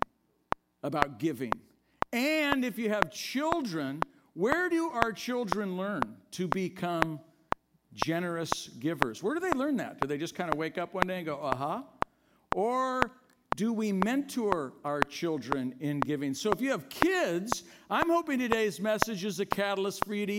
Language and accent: English; Oakland, California, United States; I grew up in Oakland